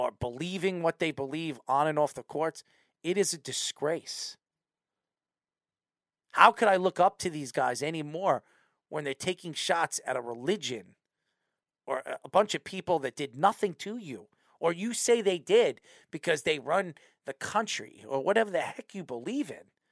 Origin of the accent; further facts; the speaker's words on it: United States; as an American